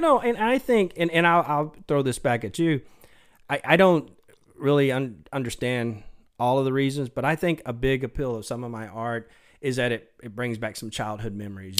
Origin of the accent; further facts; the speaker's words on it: Mesquite, Texas, United States; also born or lived in Dallas; I was born in, in Dallas at Baylor Hospital, but yeah, I grew up in Mesquite. Um, actually still live there